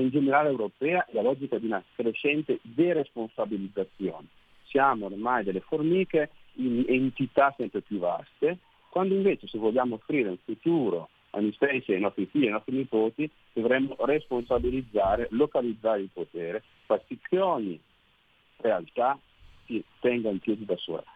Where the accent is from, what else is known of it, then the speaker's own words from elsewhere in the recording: Brescia, Lombardy, Italy; now in Venice, Italy; sono un bresciano che sta a Venezia adesso